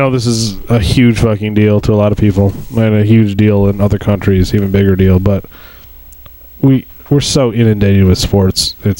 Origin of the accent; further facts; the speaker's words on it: Detroit, Michigan, United States; we're from Detroit